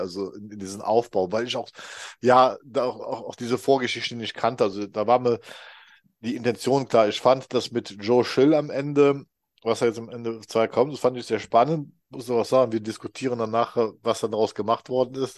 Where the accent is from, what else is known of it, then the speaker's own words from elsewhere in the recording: Rhineland, Germany; 56, ich komme immer noch aus dem Rheinland